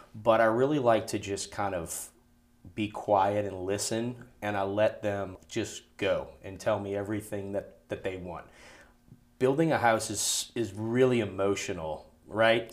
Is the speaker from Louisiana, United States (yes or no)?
yes; New Orleans, Louisiana, United States; now in Baton Rouge, United States; I am from New Orleans